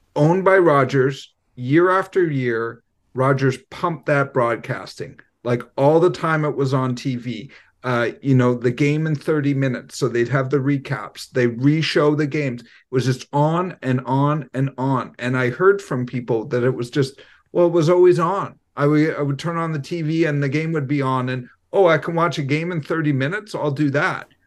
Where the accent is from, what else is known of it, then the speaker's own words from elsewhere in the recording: Vancouver, British Columbia, Canada; I'm from Vancouver